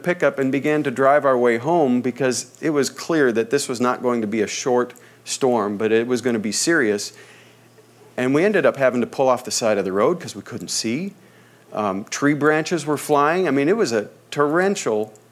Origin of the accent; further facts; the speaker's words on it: Midwest, United States; now in Southern California, United States; I come from the Midwest, where the wind blows full force almost all the time